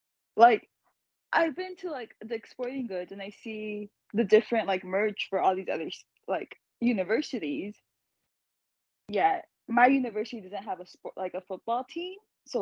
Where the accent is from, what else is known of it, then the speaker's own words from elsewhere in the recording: Long Beach, California, United States; I was born and raised in Long Beach. I know my area.